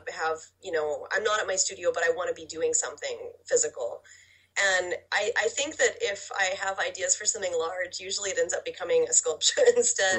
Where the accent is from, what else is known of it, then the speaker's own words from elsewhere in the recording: Oklahoma, United States; I'm from Oklahoma